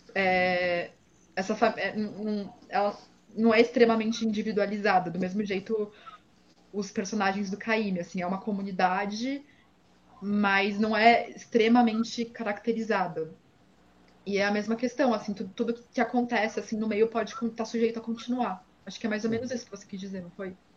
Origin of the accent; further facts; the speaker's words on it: São Paulo, Brazil; eu cresci em São Paulo